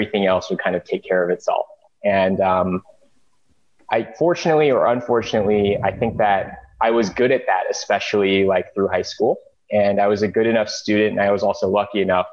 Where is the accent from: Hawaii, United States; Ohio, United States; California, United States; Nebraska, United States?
California, United States; suburbs of Los Angeles; I grew up in the suburbs of LA in a Korean immigrant family